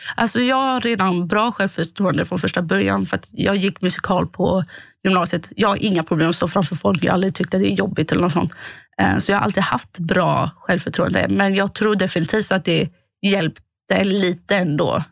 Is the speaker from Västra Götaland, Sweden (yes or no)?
no; Båstad, Skåne, Sweden; now in Gothenburg, Sweden; från Båstad där jag kommer ifrån